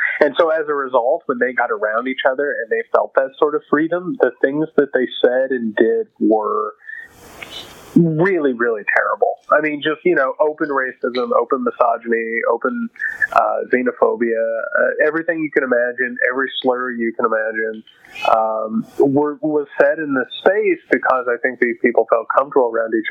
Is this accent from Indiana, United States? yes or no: yes; Indiana, United States; we're both from Indiana. I don't know your socioeconomic background, but I can say that I grew up dirt poor. I grew up with a factory family.